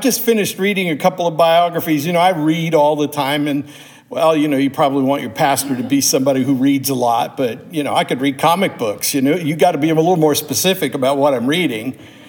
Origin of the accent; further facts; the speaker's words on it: United States; I was born here in America